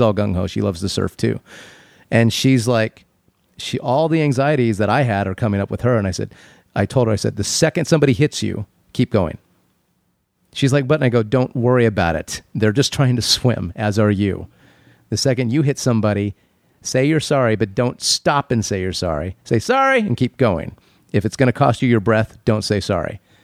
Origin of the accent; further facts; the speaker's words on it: Phoenix, Arizona, United States; moved away; When I was a kid, I grew up in Phoenix